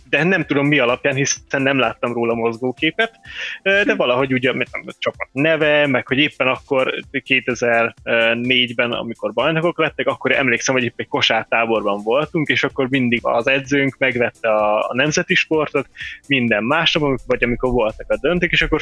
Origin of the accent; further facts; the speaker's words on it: Debrecen, Hajdú-Bihar, Hungary; amikor haza megyek Debrecenbe, mert debreceni vagyok, és akkor a, a nagymamáméknál szállok meg